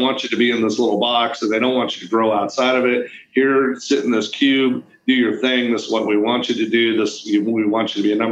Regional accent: Oregon, United States; I grew up in Oregon

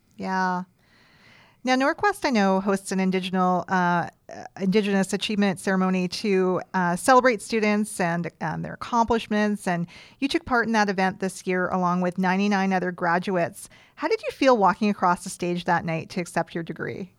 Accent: Creston, British Columbia, Canada; I grew up in the East Kootenays

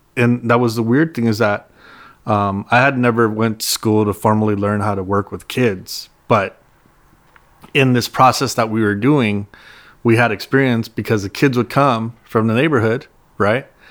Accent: Los Angeles, California, United States; also born or lived in Monterey Park / City Terrace; I'm from the East LA area

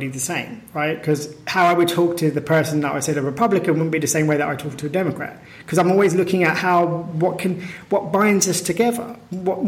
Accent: United Kingdom; my feeling of being British is very connected to a concept

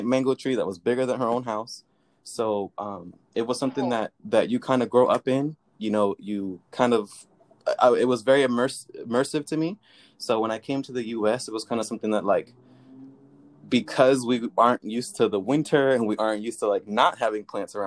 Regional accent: Puerto Rico; I was born in Puerto Rico. I grew up very close to, obviously, nature and, you know, gardening. It's not something that is extremely uncommon where I'm from.

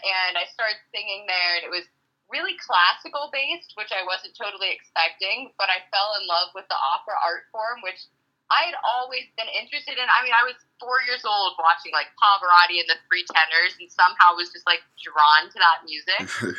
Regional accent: Pittsburgh, Pennsylvania, United States; Well, Pittsburgh as a whole, I think, is a very, like, proud city to be, you know, everyone from Pittsburgh is proud to be from Pittsburgh.

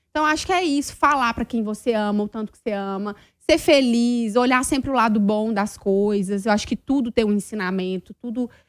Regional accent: Minas Gerais, Brazil; Eu bem sou mineira faladeira.

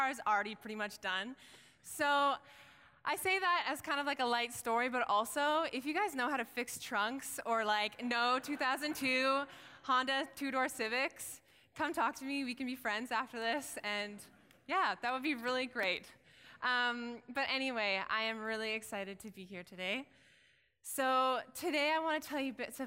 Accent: Williams Lake, British Columbia, Canada; raised in Williams Lake, BC

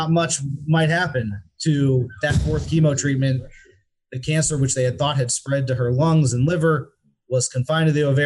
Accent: Pittsburgh, Pennsylvania, United States; I'm a Pennsylvania local, born and raised in Pittsburgh.

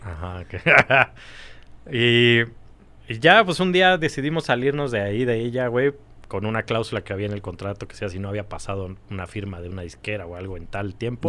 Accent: Mexico City, Mexico; Yo nací aquí, siempre viví en México.

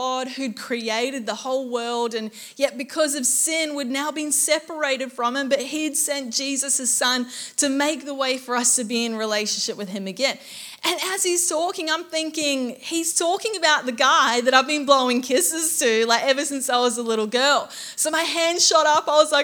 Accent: Auckland, New Zealand; now in Gold Coast, Australia; I grew up in Auckland, New Zealand

